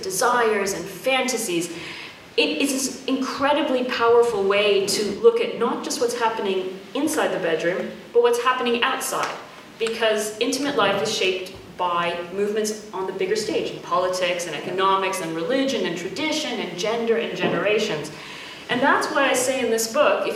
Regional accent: Canada; I was brought up in Canada and never really thought much about my Arab or Islamic heritage

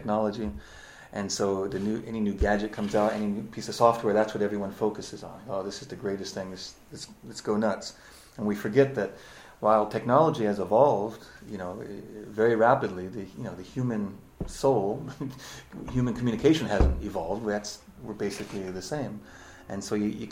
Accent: United States; moved away as an adult; now in Japan; I am an American who has lived in Japan for 21 years, and that's my home

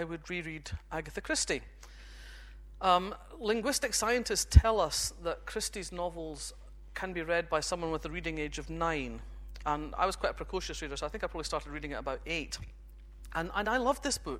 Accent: Fife, Scotland, United Kingdom; moved away; I grew up in Fife

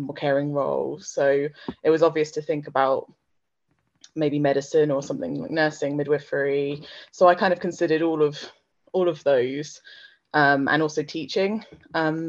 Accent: Slough, South East England, United Kingdom; I grew up in Slough, so not very far away from Oxford

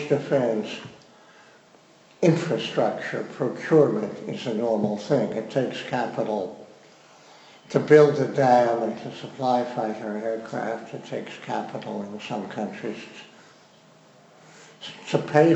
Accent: Missouri, United States; I am from Missouri

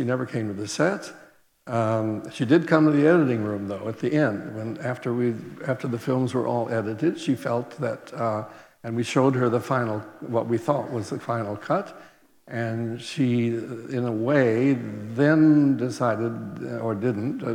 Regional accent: Oregon, United States; moved away; also born or lived in Venice / India / England; I'm from the West Coast, from the state of Oregon

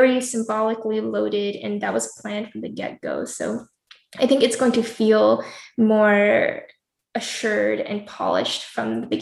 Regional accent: United States

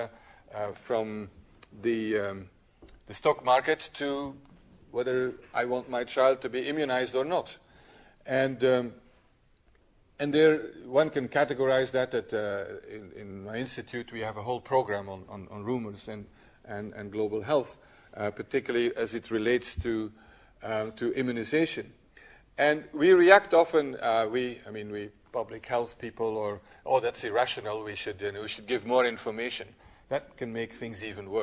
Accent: Belgium; in my country, I'm from Belgium

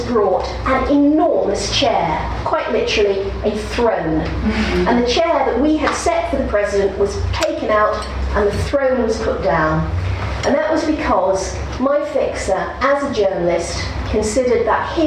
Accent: United Kingdom; as a British journalist

